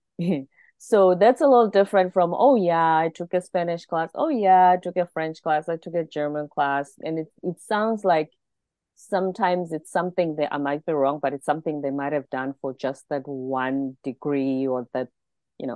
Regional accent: South Africa; one of the advantages of being South African is that, well, currently my country has 11 official languages

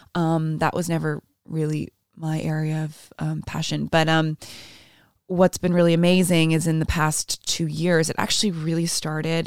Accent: Toronto, Ontario, Canada; first language Portuguese; English is a second language; moved away as an adult; now in Iceland; I grew up in Toronto

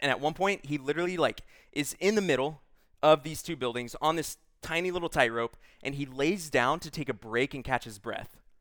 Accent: Texas, United States; I'm from Texas

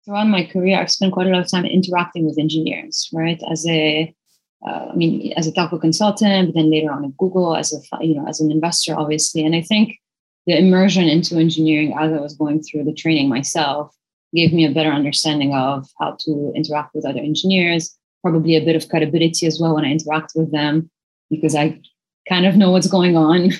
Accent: Lebanon; now in Singapore; I grew up in Lebanon, which is a tiny country

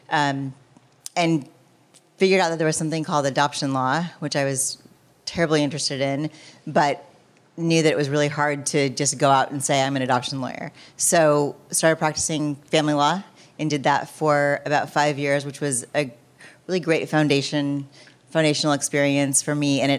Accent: Michigan, United States; moved away; I was born in Michigan.

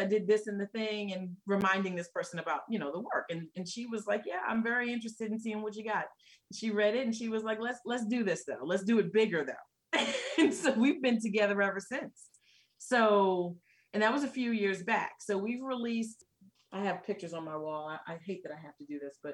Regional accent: New York, United States; moved away; I'm originally from New York, right? But that's not where I live now.

